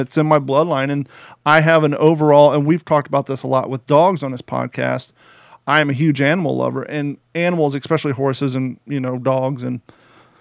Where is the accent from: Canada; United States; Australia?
United States; Kentucky; now in Southwest Florida, United States; growing up in Kentucky, my grandfather, my aunts and uncles, they all had horses